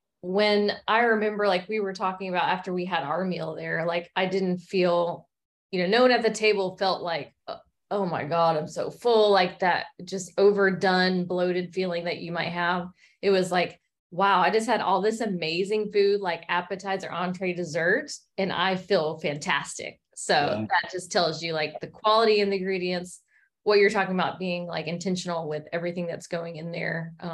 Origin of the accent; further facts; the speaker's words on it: Alabama, United States; moved away; I'm from Alabama originally, and there wasn't as many options there. So when we moved here